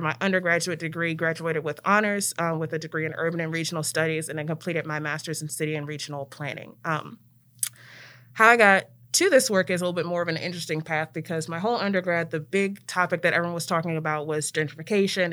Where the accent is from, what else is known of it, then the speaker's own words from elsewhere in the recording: Prince George's County, Maryland, United States; moved away as an adult; also born or lived in Ithaca, New York; now in Memphis, United States; I am from Maryland originally